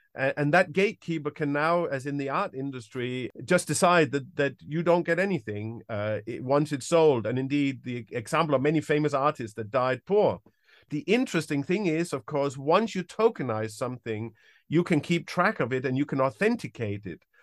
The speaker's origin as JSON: {"language": "English", "country": "Denmark", "moved": "as an adult", "lives_now": "United Kingdom", "said": "I'm originally from Denmark. I've, uh, lived in the U K since around nineteen ninety-five, ninety-six"}